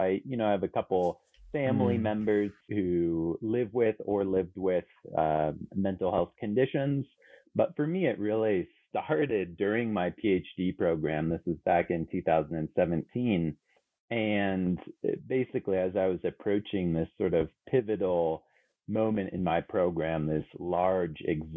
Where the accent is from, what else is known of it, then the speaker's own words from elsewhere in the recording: Canary Islands, Spain; also born or lived in San Francisco, United States / Germany; So, you know, I was born in San Francisco, but grew up in both the Canary Islands and Spain and Germany.